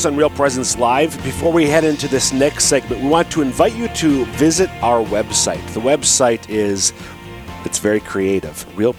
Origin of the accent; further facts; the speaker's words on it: Minnesota, United States; I'm from Minnesota